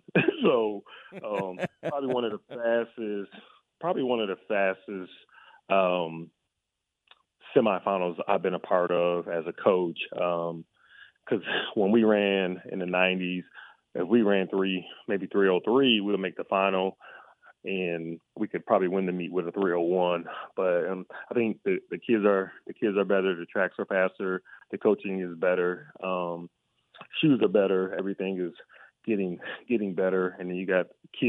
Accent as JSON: {"language": "English", "town": "Rochester", "region": "New York", "country": "United States", "tie": "born or raised there", "said": "my hometown of Rochester, New York"}